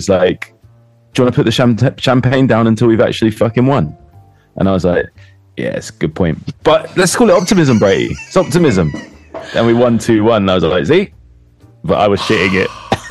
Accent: London, United Kingdom; also born or lived in Hackney; I was born in Kilburn. I still live near Kilburn. I lived in Hackney for 20 years.

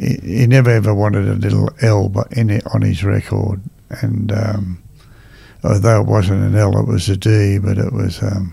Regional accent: Australia; I'm an Australian and a very proud Australian

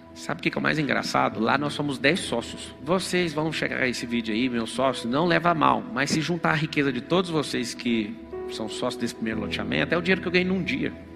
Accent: Goiânia, Goiás, Brazil; moved away as an adult; now in São Paulo, Brazil; Eu lembro de um lugar onde eu fui criado no Parque Ateneu, lá em Goiânia

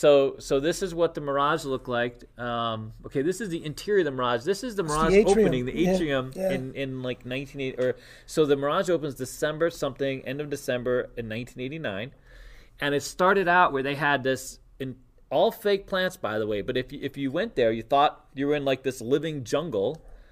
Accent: New York City, New York, United States; moved away; And I lived in New York City. Like, I grew up in New York City.

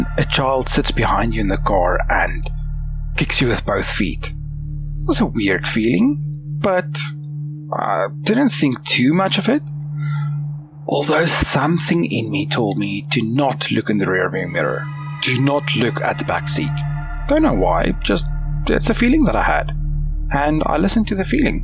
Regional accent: South Africa; now in Australia; I grew up in South Africa, and during my final year of high school

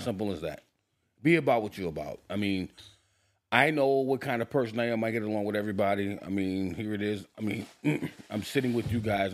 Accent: Wisconsin, United States; I was born and raised in Wisconsin.

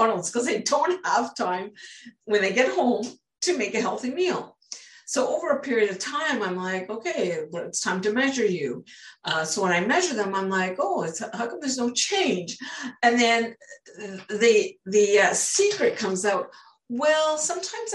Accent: British Columbia, Canada; I'm from British Columbia, Canada.

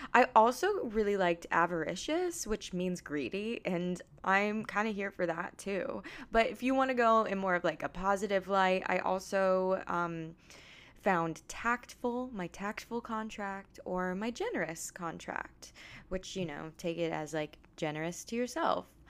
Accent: Pacific Northwest, Washington, United States; also born or lived in Virginia; now in New York, United States; I grew up in the Pacific Northwest by water

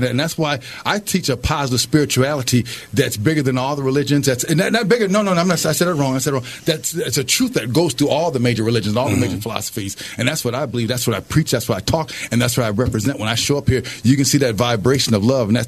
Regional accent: Minneapolis, Minnesota, United States; Yeah, I'm from North Minneapolis.

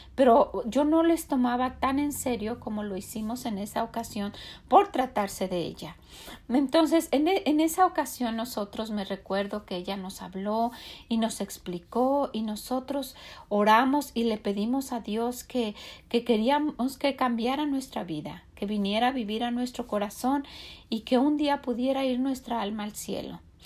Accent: Mexico; now in United States; nosotros como mexicanos

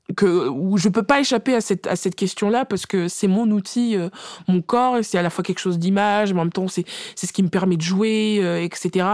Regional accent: France; on est française de naissance

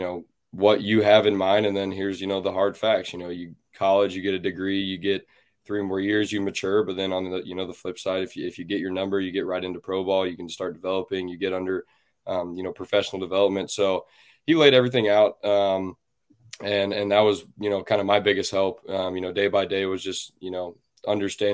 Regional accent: Kansas City, United States; the Royals, my hometown team, the team I grew up coaching

